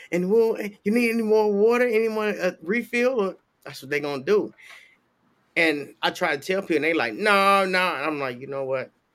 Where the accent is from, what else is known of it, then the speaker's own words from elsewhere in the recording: Chicago, Illinois, United States; now in Florida, United States; I grew up in Chicago